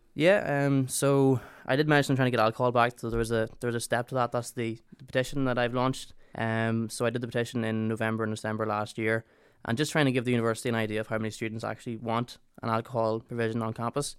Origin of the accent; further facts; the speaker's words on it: Ireland; moved away as an adult; now in Northern Ireland, United Kingdom; we're both from the Republic of Ireland